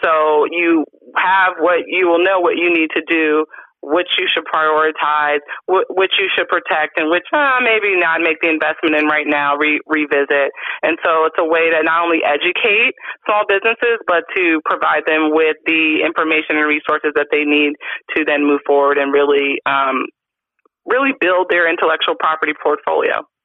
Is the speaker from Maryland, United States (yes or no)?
yes; Montgomery County, Maryland, United States; I am originally from Montgomery County, Maryland